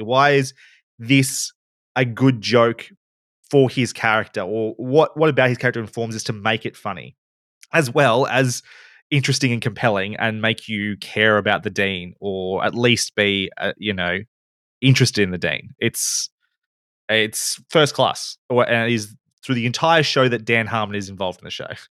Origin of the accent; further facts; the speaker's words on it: Bendigo, Victoria, Australia; moved away as an adult; also born or lived in Melbourne; I come from Bendigo. I had to move to Melbourne to study